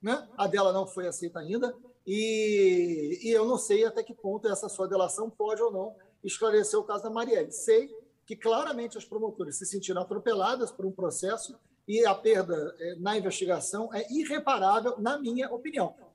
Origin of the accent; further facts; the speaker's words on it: Niterói, Rio de Janeiro, Brazil; eu conheço o Rodrigo desde criança, porque eu também sou de Niterói, dei aula com o pai do Rodrigo